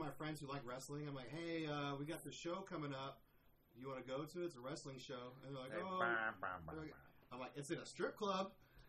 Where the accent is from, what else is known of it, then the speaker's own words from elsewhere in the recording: Peru, Indiana, United States; Where I'm from Indiana, they all have, like, I'm from Peru, Indiana